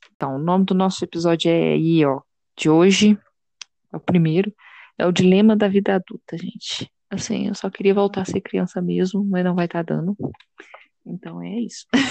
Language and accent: Portuguese; Belo Horizonte, Minas Gerais, Brazil; Eu sou de Belo Horizonte.